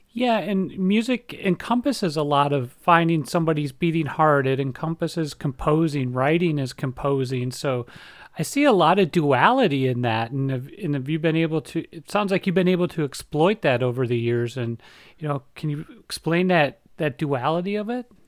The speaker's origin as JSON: {"language": "English", "region": "Minnesota", "country": "United States", "tie": "born or raised there", "said": "We're both from Minnesota. We grew up pretty close to each other"}